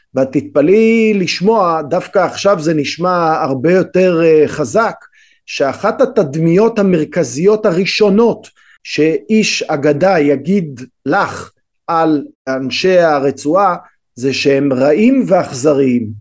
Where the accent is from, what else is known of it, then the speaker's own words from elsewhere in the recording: Israel; אנחנו כישראלים